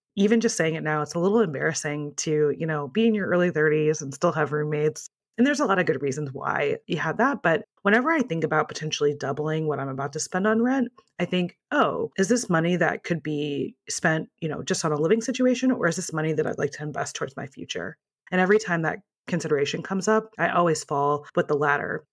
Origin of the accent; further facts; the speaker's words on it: Midwest, United States; moved away; also born or lived in Ohio; In my previous life, I used to live in Ohio, and I'm originally from the Midwest